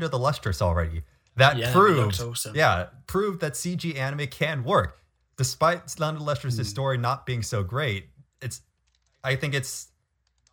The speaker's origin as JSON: {"language": "English", "region": "California", "country": "United States", "tie": "born or raised there", "said": "growing up in California, I was always a water rat"}